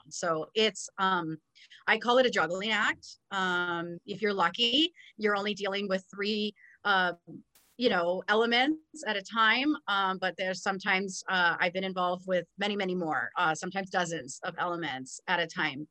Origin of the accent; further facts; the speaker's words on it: Southern California, United States; moved away as an adult; also born or lived in West Texas; growing up in Southern California and attending Cal State Fullerton, I didn't really live far away from home